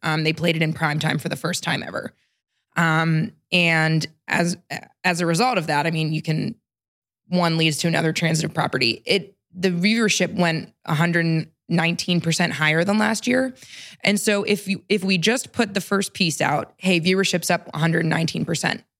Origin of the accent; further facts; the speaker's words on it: Pittsburgh, Pennsylvania, United States; moved away as an adult; also born or lived in Washington, D.C.; Pittsburgh, we're from Pittsburgh